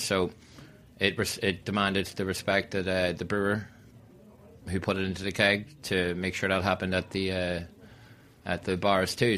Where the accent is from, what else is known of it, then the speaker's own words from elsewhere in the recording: Donegal, Ulster, Ireland; also born or lived in Long Island City, New York; now in New York, United States; I'm uh, from Long Island City and originally from uh, Donegal in Ireland